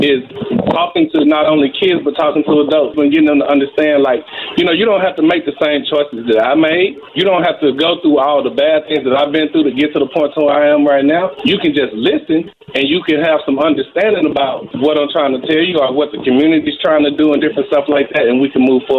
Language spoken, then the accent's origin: English; Mississippi, United States; moved away as an adult; now in Wichita, United States; I'm from Mississippi, but I moved here to play football for Wichita Wild